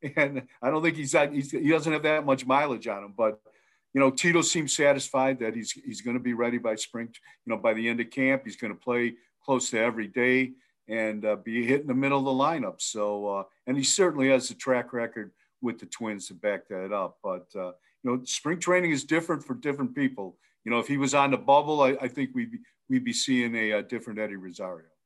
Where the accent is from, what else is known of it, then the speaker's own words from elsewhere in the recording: Milan, Ohio, United States; now in Idaho, United States; I grew up there in Milan, Ohio, but I now live out in Idaho